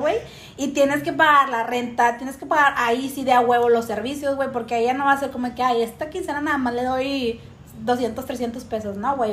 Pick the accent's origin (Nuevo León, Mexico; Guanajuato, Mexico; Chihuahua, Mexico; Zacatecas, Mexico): Nuevo León, Mexico; Monterrey; nosotros somos de Monterrey